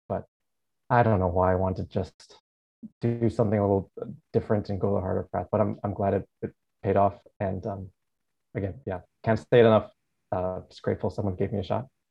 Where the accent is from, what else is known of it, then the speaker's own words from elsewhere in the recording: Alaska, United States; moved away as an adult; also born or lived in Oregon / Seattle; now in Hawaii, United States; I was born and raised in Alaska. So spent my first 18 years in Alaska